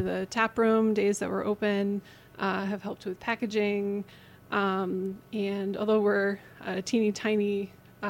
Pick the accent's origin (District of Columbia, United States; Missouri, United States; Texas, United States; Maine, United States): Maine, United States; Eliot; moved away; also born or lived in New Hampshire; So I was born in New Hampshire, but I grew up in southern Maine